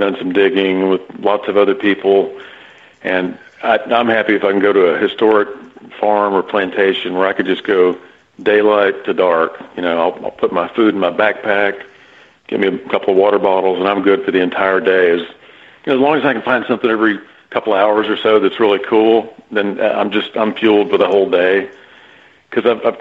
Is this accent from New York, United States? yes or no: no; Texas, United States; also born or lived in North Carolina; born and raised in Texas.